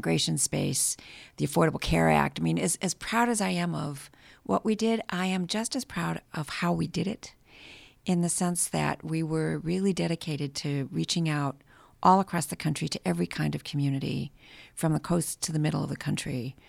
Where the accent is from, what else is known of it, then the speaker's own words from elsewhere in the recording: Michigan, United States; I am a Latina from Michigan. My parents are immigrants from Bolivia.